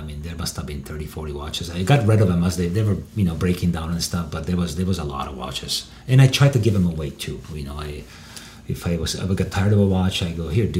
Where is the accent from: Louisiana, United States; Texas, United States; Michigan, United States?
Texas, United States; I mean, I grew up in Texas.